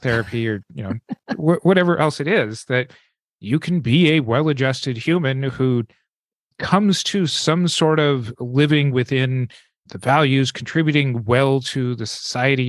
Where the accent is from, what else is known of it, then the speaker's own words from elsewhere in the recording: American West, United States; growing up in the American West